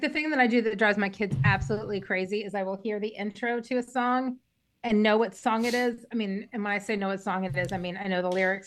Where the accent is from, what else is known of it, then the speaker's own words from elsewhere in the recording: Texas, United States; as a Texan